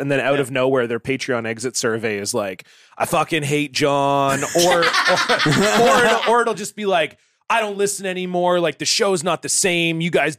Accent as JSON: {"language": "English", "region": "Ontario", "country": "Canada", "tie": "born or raised there", "said": "when I grew up in Ontario, there was a place that had like a slot car racing track."}